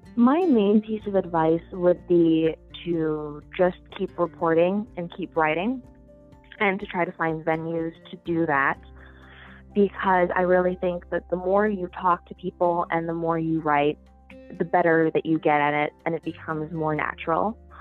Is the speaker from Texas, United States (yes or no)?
no; near Green Bay, Wisconsin, United States; moved away as an adult; also born or lived in New York; now in Washington, D.C., United States; I'm actually from Wisconsin. I grew up in a fairly small city uh, up by Green Bay